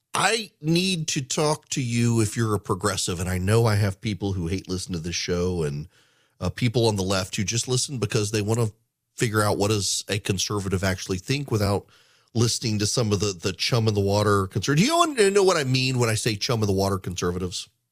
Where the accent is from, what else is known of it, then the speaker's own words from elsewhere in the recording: Louisiana, United States; now in Georgia, United States; As someone who grew up in, in Louisiana